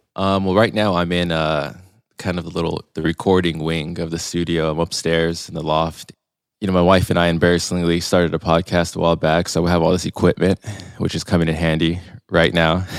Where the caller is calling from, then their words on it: Long Beach, California, United States; I'm calling in from Long Beach, California today. I've been living here for quite a while. I went to school here, college, uni, as the Euros call it.